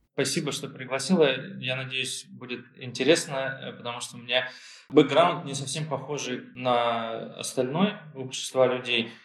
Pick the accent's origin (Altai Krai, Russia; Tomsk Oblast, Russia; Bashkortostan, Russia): Bashkortostan, Russia; Ufa; moved away as an adult; also born or lived in Germany / London / Tel Aviv; now in Barcelona, Spain; я родом из Уфы, прожил там большую часть жизни, ну, часть детства прожил в Германии, в военном городке.